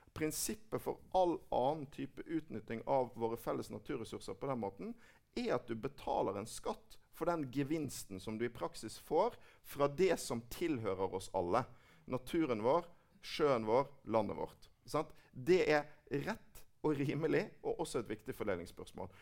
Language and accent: Norwegian; Bergen, Vestland, Norway; i min hjemby Bergen.